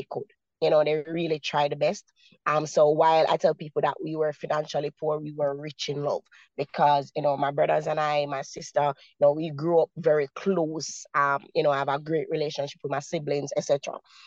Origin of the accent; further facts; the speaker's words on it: Kingston, Jamaica; I was born, and raised in the communities. I was born in Maxfield. I spent most of my years in Kennecott and in Arnett Gardens. So, you know, persons would say, you know, those are some of the roughest communities here in Kingston, Jamaica.